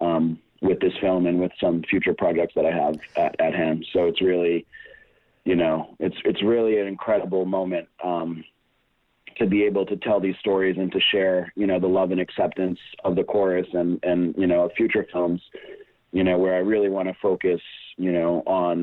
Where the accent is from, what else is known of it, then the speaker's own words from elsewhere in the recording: Brazil; moved away as an adult; also born or lived in Boston, Massachusetts, United States / San Francisco, United States; now in Los Angeles, United States; And then when I was 8 years old, we moved to Brazil. So I lived most of my life in Brazil up until 24